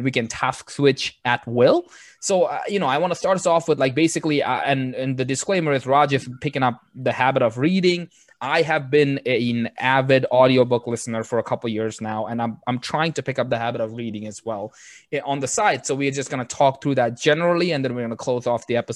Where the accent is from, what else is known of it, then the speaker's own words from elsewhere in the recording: Bangladesh; first language Bengali; English is a second language; moved away; this was a second language in my school when I was in Bangladesh